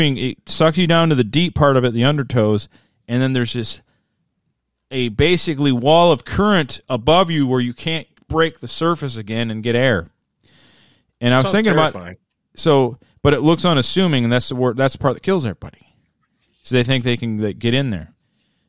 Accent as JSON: {"language": "English", "region": "Midwest", "country": "United States", "said": "I'm from the Midwest"}